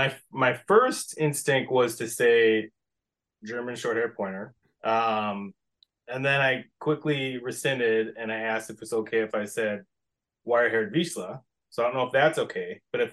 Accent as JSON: {"language": "English", "town": "Steinbach", "region": "Manitoba", "country": "Canada", "tie": "born or raised there", "also_born_or_lived": "Winnipeg / Minnesota", "lives_now": "United States", "said": "I was born in Winnipeg, grew up in Steinbeck, Manitoba, which is, I don't even know, half an hour southeast maybe of Winnipeg."}